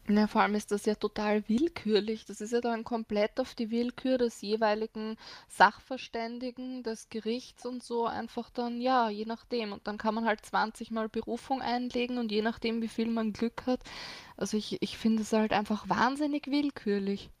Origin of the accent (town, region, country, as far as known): Austria